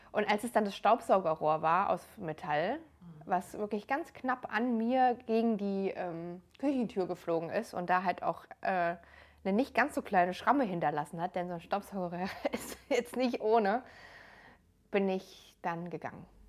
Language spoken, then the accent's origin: German; near Frankfurt, Hesse, Germany; moved away as an adult; also born or lived in Darmstadt; ich bin noch in Hessen groß geworden, ähm, in der Nähe von Frankfurt